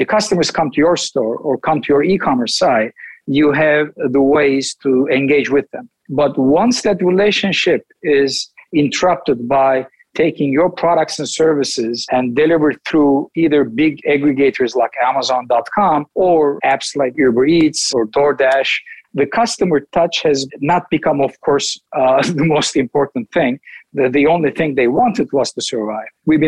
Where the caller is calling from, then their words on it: Istanbul, Turkey; Right now, it's 11 o'clock in the world that I live in, and it's Istanbul, Turkey.